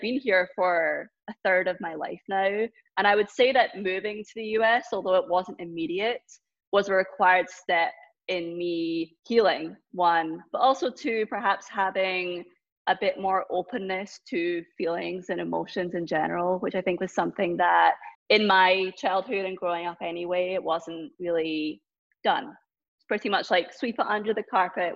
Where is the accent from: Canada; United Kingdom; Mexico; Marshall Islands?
United Kingdom; Scotland; now in Boston, United States; growing up in Scotland